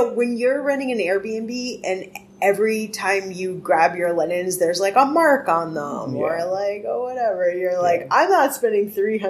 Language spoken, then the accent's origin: English; Boston, Massachusetts, United States; I grew up in Jamaica Plain.